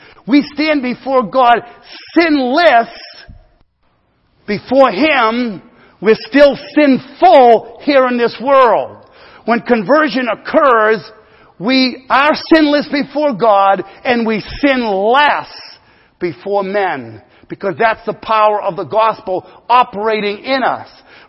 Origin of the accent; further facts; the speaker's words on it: United States; Being an American person and a Christian in America